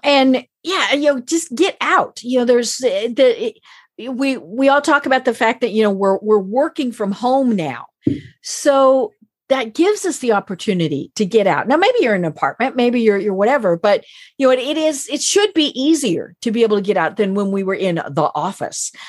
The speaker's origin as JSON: {"language": "English", "region": "Colorado", "country": "United States", "said": "I'm from Colorado"}